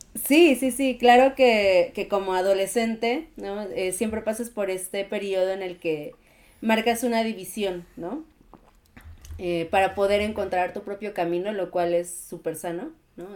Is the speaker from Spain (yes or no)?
no; Mexico; la comunidad mexicana es, es muy linda, no porque yo forme parte de ella, ¿no? Pero somos muy amigables